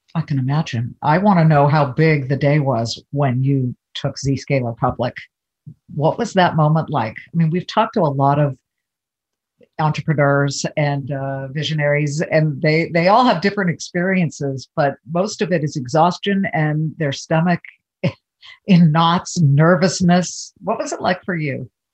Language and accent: English; Los Angeles, California, United States; moved away as an adult; also born or lived in Columbus, Ohio; I grew up in Los Angeles